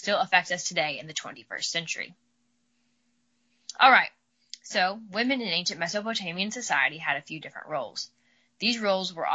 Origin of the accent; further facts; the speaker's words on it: Midwest, United States; accent: drawl; I'm from the Midwest, so got a little bit of a drawl